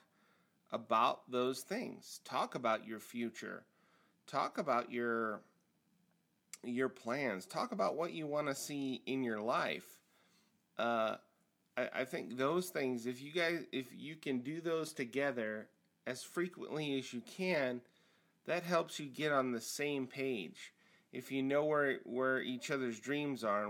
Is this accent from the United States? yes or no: yes; Nebraska, United States; moved away; also born or lived in Hawaii / Kansas City; I grew up in Nebraska in the 80s